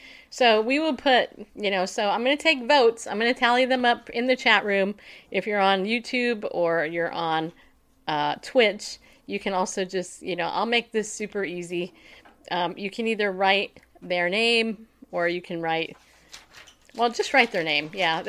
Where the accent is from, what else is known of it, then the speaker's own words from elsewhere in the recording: California, United States; also born or lived in New York; Oh, no, I grew up in California. Yeah. Yeah, I did. Born in New York, grew up in California. Now I'm a Tennessee Southerner.